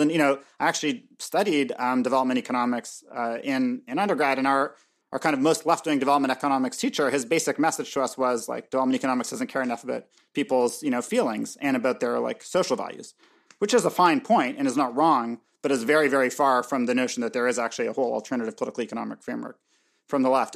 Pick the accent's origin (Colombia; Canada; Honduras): Canada; also born or lived in Montreal; I'm, I'm Canadian